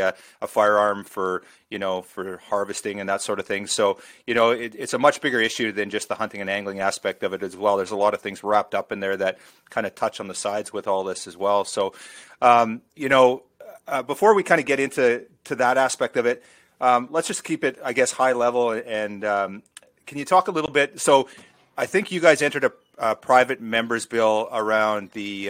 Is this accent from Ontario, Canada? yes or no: no; Alberta, Canada; now in Victoria, Canada; I'm an Alberta boy at heart. I grew up in Alberta, and it was just enshrined in our lifestyle